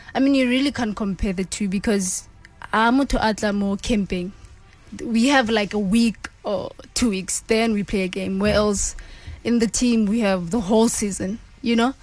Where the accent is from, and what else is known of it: Randfontein, Gauteng, South Africa; moved away as an adult; now in Scotland